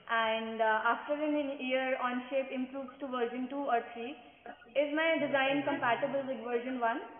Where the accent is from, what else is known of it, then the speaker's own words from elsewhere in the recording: Chandigarh, India; now in Pabal, India; I'm from Chandigarh, but doing my Fab Academy from Vigyan Ashram.